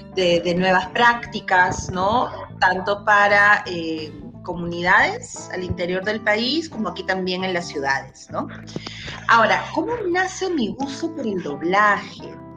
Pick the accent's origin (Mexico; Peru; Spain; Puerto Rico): Peru; soy peruana